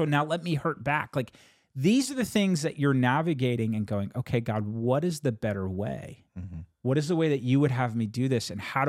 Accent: United States; born there; I was born in 1986 in the United States of America. And I feel like the culture that I inherited and the culture that I've grown up

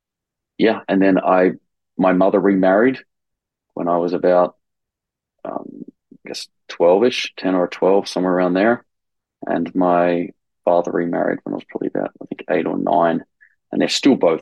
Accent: Campbelltown, New South Wales, Australia; now in Rome, Italy; I was born in Campbelltown, Australia, which was an area of Sydney

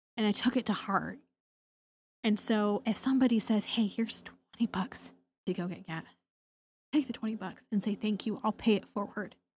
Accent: Portland, Oregon, United States; I grew up in Portland, Oregon, overcast nine months out of the year

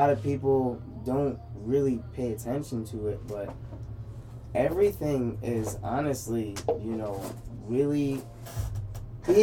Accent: New York City, New York, United States; I'm from Flatbush

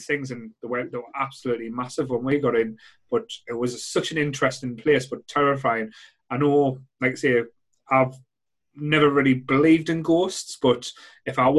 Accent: Sunderland, North East England, United Kingdom; growing up in Rye, like I say, old mining village, like next door to Cherry Knoll Hospital

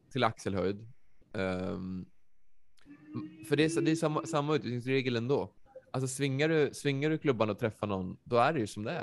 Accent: Västerås, Västmanland, Sweden; jag är från Västerås

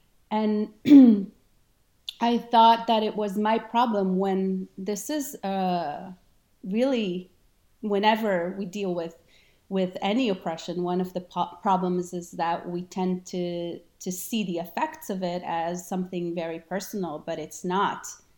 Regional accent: Israel; English is a second language; moved away; also born or lived in Argentina; And yeah, I grew up in Israel for many years. I lived there, but I traveled to South America, and I was actually born in Argentina.

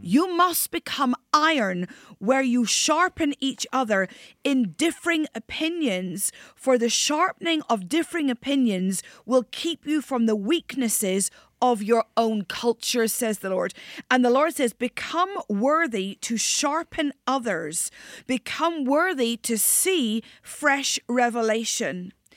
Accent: near the Giant's Causeway, North Coast of Northern Ireland, United Kingdom; I'm Northern Irish. Grew up on the North Coast near the Giants Causeway

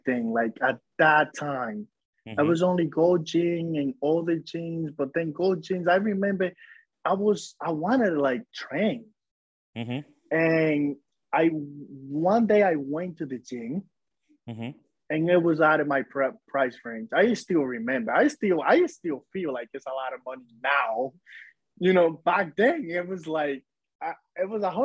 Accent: Dominican Republic; now in New Jersey, United States; I was born in the Dominican Republic, like in the countryside of the Dominican Republic

